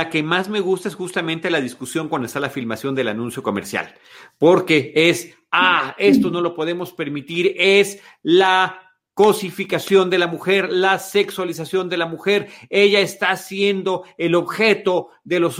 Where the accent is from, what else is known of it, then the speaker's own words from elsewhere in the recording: China; Y en cambio, en mi país, en China, uno tiene que estar de alguna manera eh